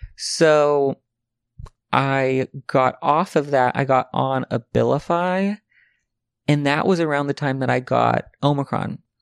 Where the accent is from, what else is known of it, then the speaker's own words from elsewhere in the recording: the South, United States; now in Los Angeles, United States; I'm from the South